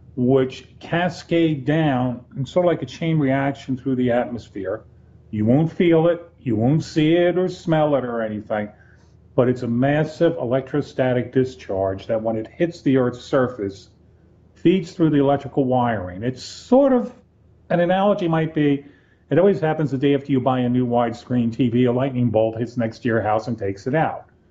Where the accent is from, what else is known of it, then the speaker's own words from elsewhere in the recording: Black Mountain, North Carolina, United States; my my hometown, Black Mountain, North